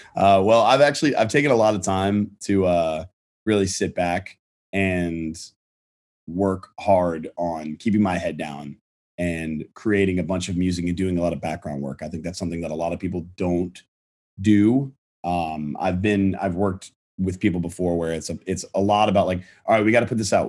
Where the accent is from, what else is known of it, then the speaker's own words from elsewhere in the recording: Virginia, United States; I'm from Virginia. We did, like, you know, I was doing, like, local theater there and stuff like that, high school theater.